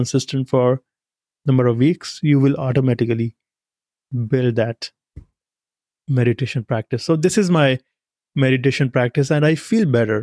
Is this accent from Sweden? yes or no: no; India; moved away as an adult; now in United States; I come from India